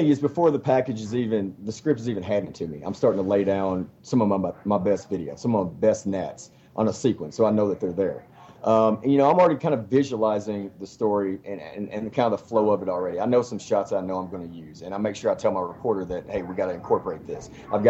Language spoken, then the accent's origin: English; Paducah, Kentucky, United States; Paducah, Kentucky.